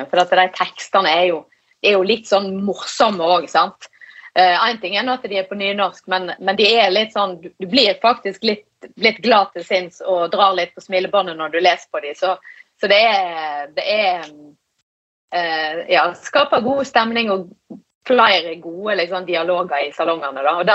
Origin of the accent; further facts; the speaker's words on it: Western Norway, Norway; Nå har de jo allerede påpekt hvor jeg er ifra. Jeg er jo eh, fra Vestlandet, og jeg, jeg driver jo eh, en 100 nynorsk bedrift, så jeg er nummer én opptatt av språk.